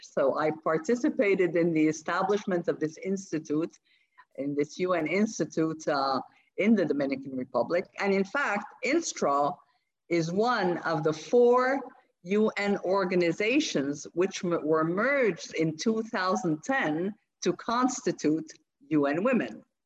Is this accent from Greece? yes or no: no; Rabat, Rabat-Salé-Kénitra, Morocco; I grew up in Morocco, in Rabat, in fact, and I uh, did my primary and my secondary education in Rabat.